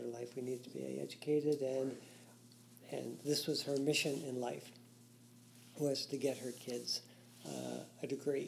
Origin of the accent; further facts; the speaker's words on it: Sturgeon Falls, Ontario, Canada; moved away; also born or lived in Dokis First Nation; I was born in Sturgeon Falls, Ontario, and my family is from Doquis First Nation